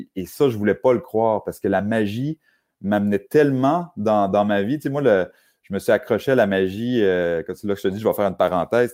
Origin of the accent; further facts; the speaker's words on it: Saint-Augustin-de-Desmaures, Quebec, Canada; je suis né euh, à Saint-Augustin-de-Desmaures, à peu près à 20 minutes euh, de la ville de Québec